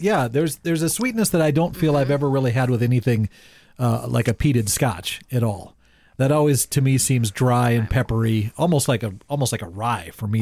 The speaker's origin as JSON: {"language": "English", "town": "Bowman", "country": "United States", "said": "we're from Bowman"}